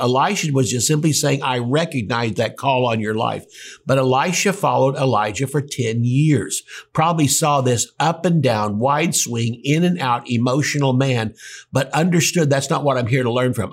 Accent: Tulsa, Oklahoma, United States; I was from Tulsa

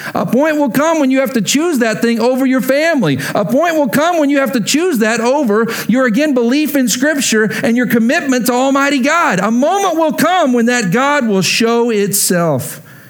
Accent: Lubbock, Texas, United States; moved away as an adult; also born or lived in Oklahoma; I grew up in Lubbock, every picture of me as a little kid is me in a Texas Tech shirt

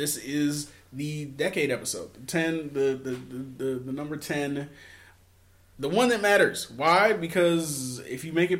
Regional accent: Philadelphia, Pennsylvania, United States; Philadelphia is my hometown. I love my city to death.

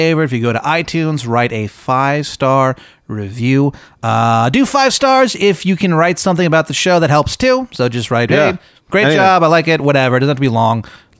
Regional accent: Virginia, United States; Well, you know, I'm originally from Northern Virginia.

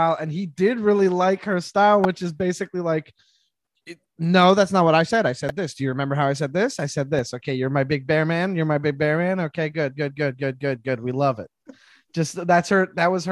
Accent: Canada; I'm Canadian

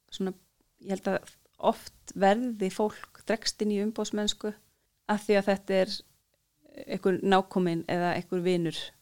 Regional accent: Iceland

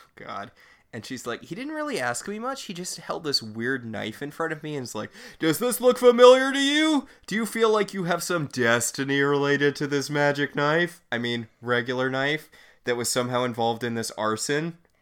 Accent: Northeast, United States; I grew up in the Northeast

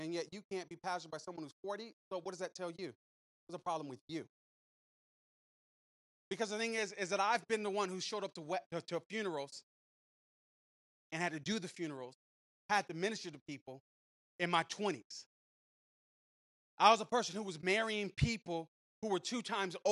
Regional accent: San Francisco, California, United States; moved away; I grew up in San Francisco

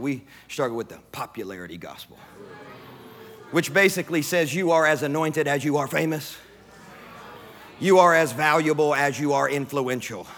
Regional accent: Sacramento, Kentucky, United States; moved away as an adult; also born or lived in Texas / Mozambique; grew up in the country, in the sticks of West Kentucky

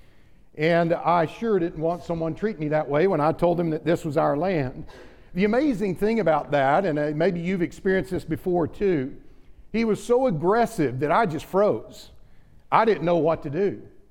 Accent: Oklahoma, United States; growing up in Oklahoma

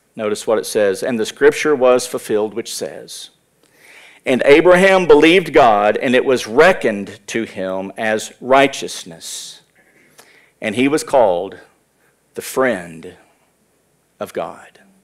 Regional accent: United States; as American Christians

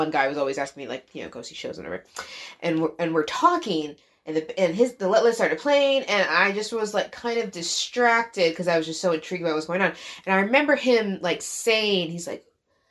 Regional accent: Colonie, New York, United States; also born or lived in Utica, New York; I grew up in Colony

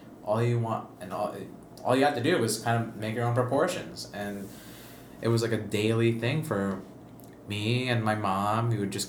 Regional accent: Lucena, Calabarzon, Philippines; also born or lived in New York; now in Boston, United States; my hometown in the Philippines, in Lucena

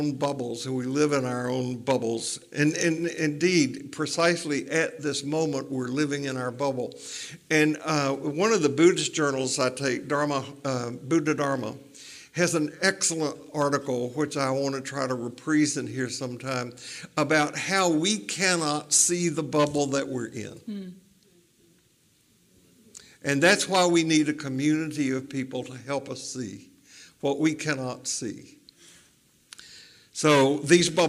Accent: Tennessee, United States; growing up in Tennessee, it was don't drink, don't smoke, don't dance, or go with anybody who does

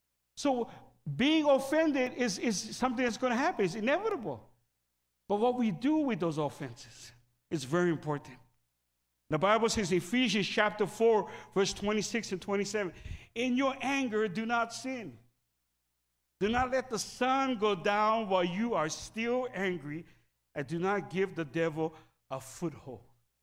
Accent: Philippines; Sorry. I pick on the Filipinos because I'm Filipino.

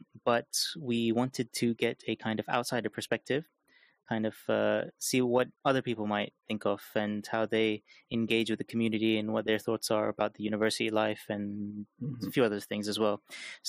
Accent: Kenya; we have a special connection by way of Kenya. We are both from Kenya.

